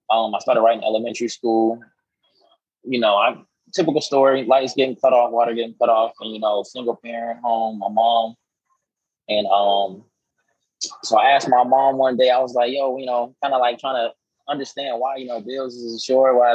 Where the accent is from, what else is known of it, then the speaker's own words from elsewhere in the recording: Florida, United States; now in Atlanta, United States; I'm from Florida. And uh, I always like to tell people my soul's in Seattle, my home is in Houston, but I reside in Atlanta.